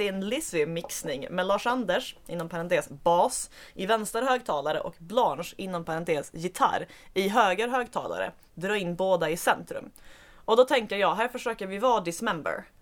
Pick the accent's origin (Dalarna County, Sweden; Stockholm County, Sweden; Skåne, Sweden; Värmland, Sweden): Skåne, Sweden; accent: Skåne dialect; jag gjorde mig med flit och till min egen eh, nuvarande ånger av med en rejäl bit av min dialekt. Det är förstås trist för alla som går miste om att höra skånska